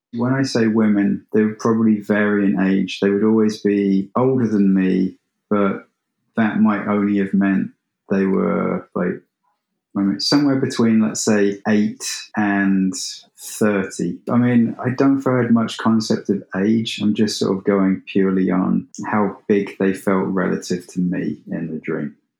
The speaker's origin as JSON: {"language": "English", "region": "England", "country": "United Kingdom", "said": "I'm English"}